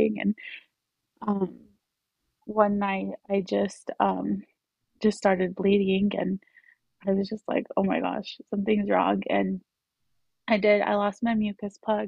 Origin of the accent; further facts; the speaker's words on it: Utah, United States; also born or lived in Colombia; raised in Utah